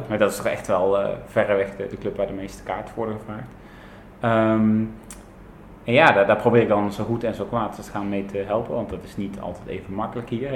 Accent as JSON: {"language": "Dutch", "town": "Tilburg", "region": "North Brabant", "country": "Netherlands", "moved": "as an adult", "lives_now": "Buenos Aires, Argentina", "said": "ik kom oorspronkelijk uit Tilburg"}